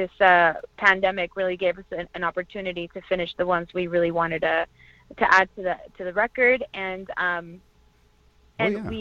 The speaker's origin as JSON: {"language": "English", "area": "Orange County", "region": "California", "country": "United States", "tie": "born or raised there", "also_born_or_lived": "Toluca, Mexico / East Los Angeles", "said": "I was born in Toluca, Mexico, and I was raised in California in Orange County, and I currently reside in East Los Angeles"}